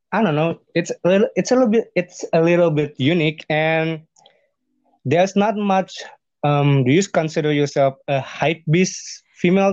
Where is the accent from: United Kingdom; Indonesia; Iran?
Indonesia; Bandung, West Java; English is a second language; now in Jakarta, Indonesia; when I'm living in Jakarta or my hometown, like Bandung